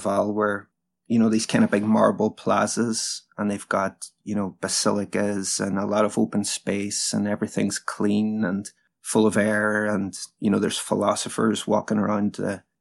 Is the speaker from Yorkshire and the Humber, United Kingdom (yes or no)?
no; Derry, Northern Ireland, United Kingdom; the city that I'm in now, my hometown, Derry